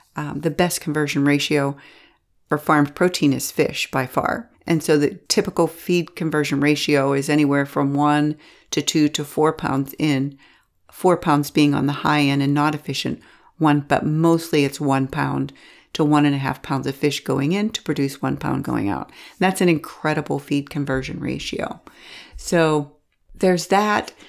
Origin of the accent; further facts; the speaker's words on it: Pittsburgh, Pennsylvania, United States; I'm from Pittsburgh